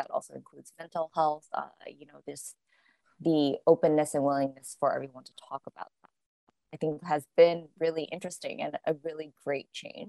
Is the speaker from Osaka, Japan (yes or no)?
no; Tokyo, Japan; moved away as an adult; also born or lived in New York, United States; I grew up in Tokyo, but then I went to school for a university in the States. And then after graduating, I stayed in the States.